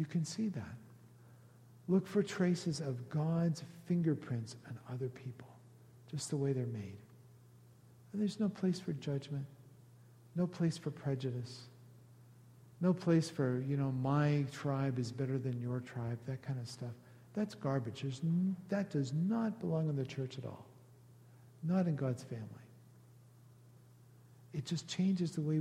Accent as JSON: {"language": "English", "country": "Canada", "said": "because we're Canadian"}